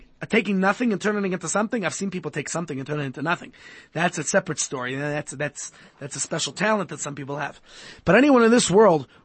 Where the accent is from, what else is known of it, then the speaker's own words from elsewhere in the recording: New York City, New York, United States; I grew up in Brooklyn, New York